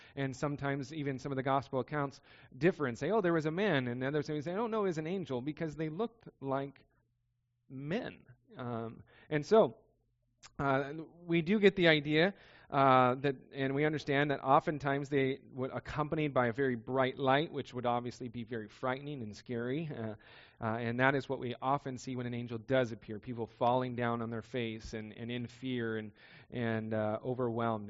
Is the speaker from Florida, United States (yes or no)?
no; Southern California, United States; I grew up in Southern California.